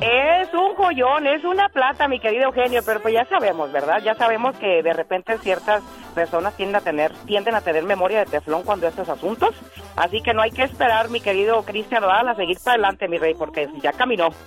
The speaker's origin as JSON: {"language": "Spanish", "region": "Michoacán", "country": "Mexico", "said": "como decimos allá en Michoacán"}